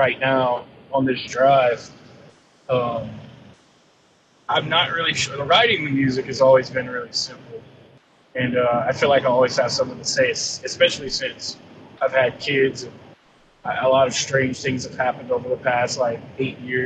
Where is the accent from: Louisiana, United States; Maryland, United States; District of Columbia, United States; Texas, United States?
Louisiana, United States; now in Santa Rosa Beach, United States; Growing up in Louisiana